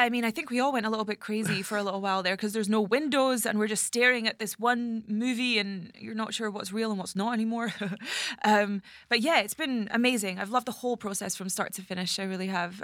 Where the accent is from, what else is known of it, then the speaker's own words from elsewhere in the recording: Scottish Highlands, Scotland, United Kingdom; moved away; I'm from the Highlands